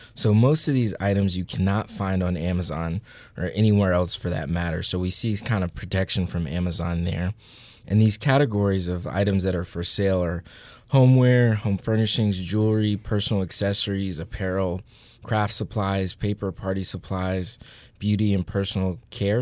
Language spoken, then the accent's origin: English; Northern Virginia, United States; I'm from Northern Virginia